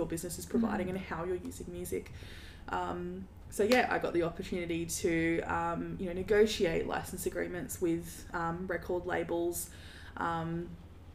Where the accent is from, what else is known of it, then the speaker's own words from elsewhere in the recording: Darwin, Northern Territory, Australia; moved away as an adult; now in Brisbane, Australia; I grew up in Darwin